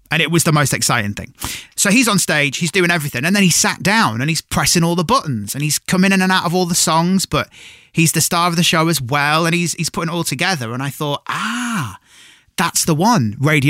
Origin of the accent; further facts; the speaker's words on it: Cumbria, North West England, United Kingdom; moved away; I'm from Cumbria originally